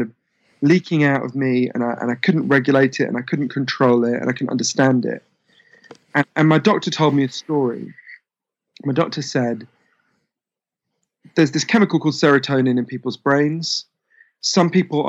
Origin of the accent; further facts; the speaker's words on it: United Kingdom; being obviously British